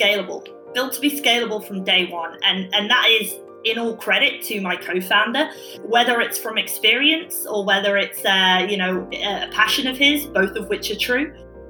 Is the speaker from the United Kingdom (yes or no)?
yes; United Kingdom; You know, when I met my co-founder, we realized he's Swedish, I'm British, we're a similar age